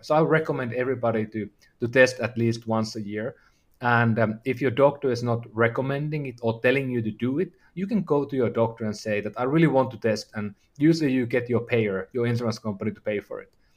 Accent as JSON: {"language": "English", "country": "Finland", "said": "I'm from, I'm from Finland"}